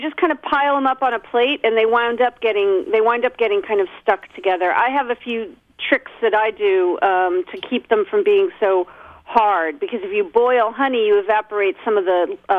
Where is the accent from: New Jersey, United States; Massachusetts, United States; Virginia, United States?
Virginia, United States; Northern; I grew up in Northern Virginia. So yeah, I was definitely one of the weird ethnic kids.